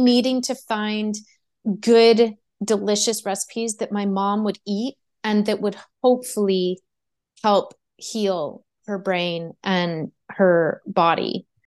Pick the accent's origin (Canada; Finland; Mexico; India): Canada; Quebec; I'm from Quebec